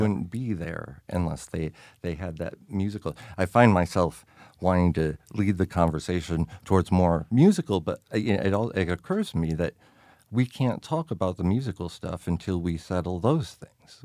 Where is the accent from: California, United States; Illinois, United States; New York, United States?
New York, United States; growing up in New York